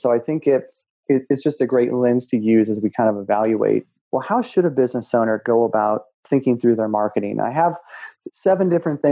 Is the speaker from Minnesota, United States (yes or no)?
yes; Minnesota, United States; now in North Carolina, United States; I grew up in Minnesota, so lakes everywhere. Now I live in North Carolina